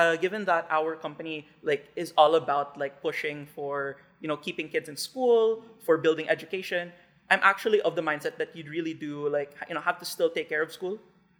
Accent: Western Visayas, Philippines; also born or lived in Seattle, United States; I'm 21, and I'm currently a student at the University of Washington in Seattle. So I grew up here in the Philippines for most of my life, spent 18 years here, went to high school at Philippine Science High School in Haro.

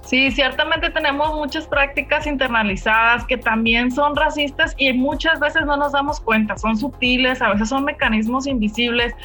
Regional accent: Mexico; Que somos mexicanos

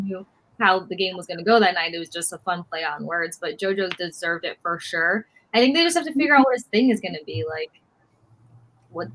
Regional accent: Tampa, Florida, United States; growing up in Tampa Bay

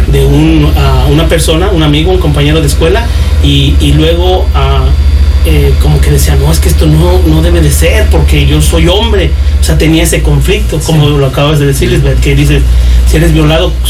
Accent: Puebla, Mexico; moved away as an adult; Soy del estado de Puebla. De Puebla.

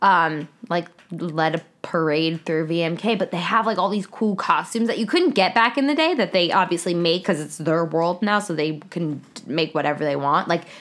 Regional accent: East Coast, United States; I'm from the East Coast and I grew up going to Disney World

